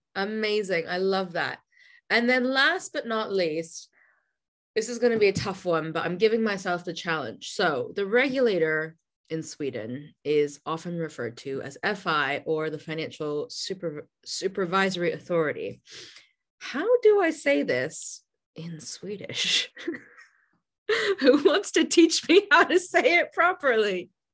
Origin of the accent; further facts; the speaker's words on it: United States; now in United Kingdom; an American living in the UK